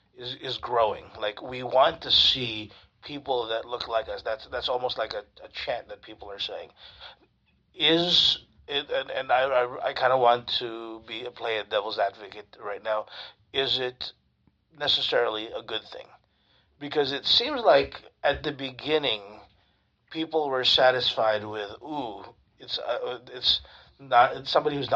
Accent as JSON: {"language": "English", "country": "United States", "said": "as a Filipino-American"}